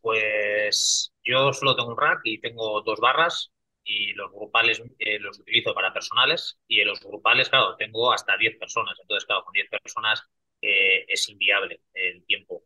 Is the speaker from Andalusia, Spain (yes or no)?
no; Basque Country, Spain; Yo, como soy vasco